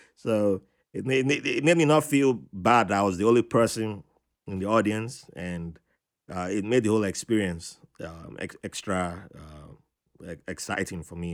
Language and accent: English; Virginia, United States; also born or lived in Africa; I said my home state instead. I said Virginia